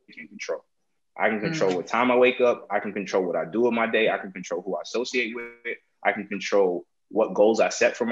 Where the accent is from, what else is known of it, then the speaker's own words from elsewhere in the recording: New Jersey, United States; also born or lived in New York; I'm New Jersey raised, but I'm New York made.